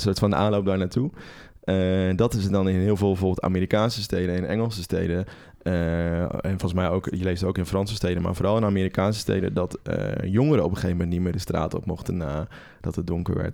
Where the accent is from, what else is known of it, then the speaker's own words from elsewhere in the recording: Netherlands; wij in Nederland